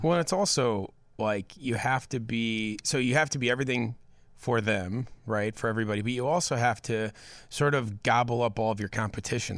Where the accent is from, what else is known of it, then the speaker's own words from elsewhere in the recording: Hinsdale, Illinois, United States; I grew up in Hinsdale